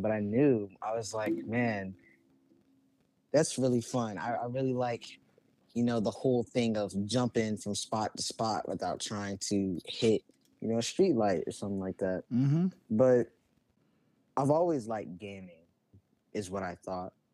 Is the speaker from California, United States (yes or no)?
no; Richmond, Virginia, United States; I'm from Richmond, Virginia. Hell yeah. I was born and raised here